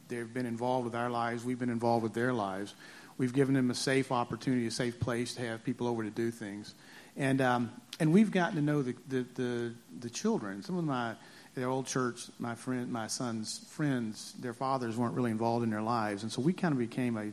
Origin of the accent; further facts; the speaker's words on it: the South, Southern United States, United States; accent: Southern; now in Huntington Beach, United States; if you hadn't heard the accent, I'm a Southerner